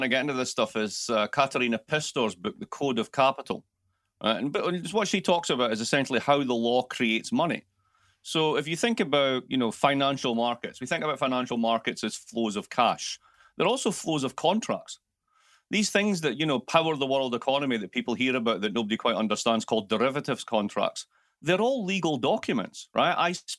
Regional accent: Milwaukee, Wisconsin, United States; also born or lived in Baltimore; I'm actually from Milwaukee, and I just discovered that I got a lot more attention if I spoke like this. So I've been faking it for years.

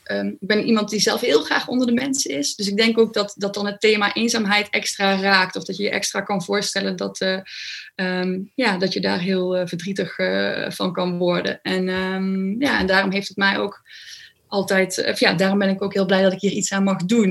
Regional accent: Overloon, North Brabant, Netherlands; moved away as an adult; now in Nijmegen, Netherlands; ik kom uit een klein dorpje in Brabant. En ehm, ik ben toen ik 22 was naar Nijmegen verhuisd.

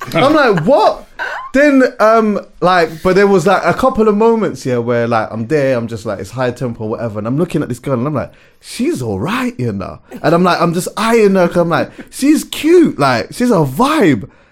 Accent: London, United Kingdom; also born or lived in Jamaica (parents); I've been going to the Notting Hill Carnival since I was like five years old

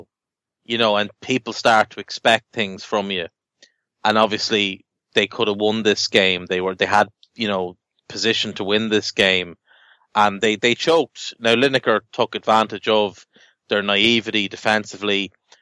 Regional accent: Ireland; I'm Irish

